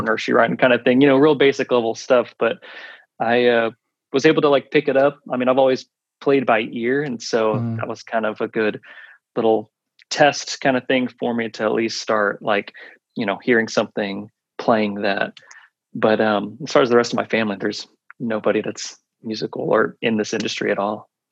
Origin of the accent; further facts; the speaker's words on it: Oklahoma City, Oklahoma, United States; moved away; in Oklahoma City. That's where I'm originally from. Mm. And growing up in Oklahoma